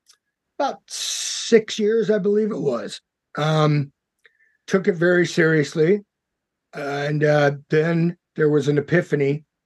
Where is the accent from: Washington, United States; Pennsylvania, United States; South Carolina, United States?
Washington, United States; Tacoma; Originally from, born in Tacoma, Washington. Mm. Washington State.